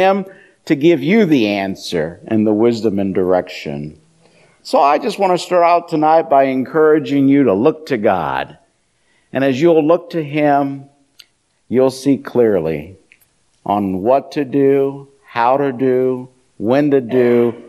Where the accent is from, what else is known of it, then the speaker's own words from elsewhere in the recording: Iowa, United States; I'm from the southern branch of the family. I'm from Iowa.